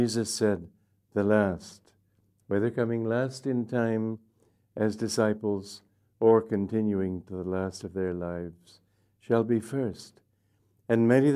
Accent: United States; also born or lived in India; now in Gurgaon, India; I'm not here as an American

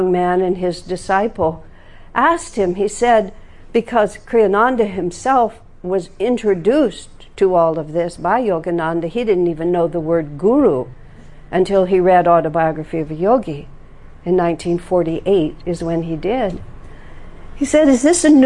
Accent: United States; I'm from America

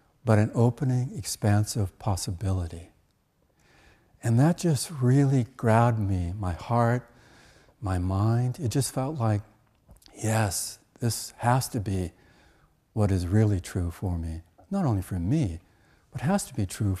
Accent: Canada; When I was a child growing up in Canada, and actually through my teenage years

